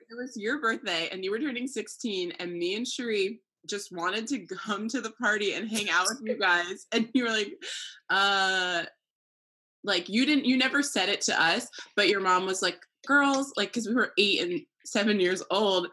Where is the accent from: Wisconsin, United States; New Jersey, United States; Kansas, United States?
New Jersey, United States; moved away as an adult; also born or lived in Maryland; now in California, United States; I'm from New Jersey, just like you, down the street